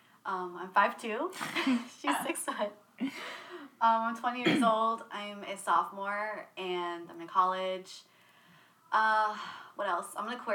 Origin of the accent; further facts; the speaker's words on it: Charleston, South Carolina, United States; also born or lived in Bremerton, Washington / England; I've lived in Charleston almost my entire life. I moved here whenever I was 5. I was born in Seattle and then moved, well, Bremerton